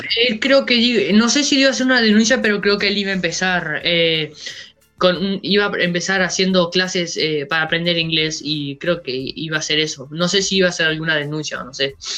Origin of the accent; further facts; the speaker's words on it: Uruguay; somos de acá de Uruguay